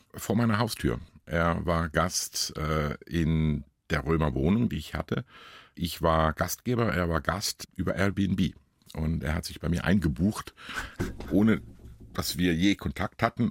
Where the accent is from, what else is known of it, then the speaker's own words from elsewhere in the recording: Kesswil, Thurgau, Switzerland; moved away; Es ist immer noch mein Heimatdorf